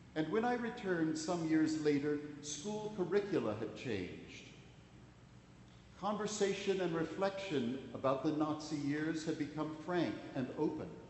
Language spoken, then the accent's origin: English; Washington, District of Columbia, United States; When I was growing up in Washington, D.C.